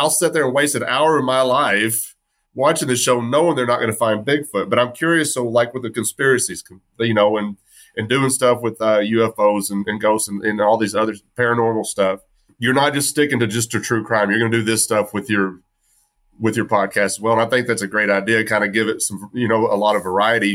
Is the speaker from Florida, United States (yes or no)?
no; West Texas, United States; I grew up in West Texas, and we were deep red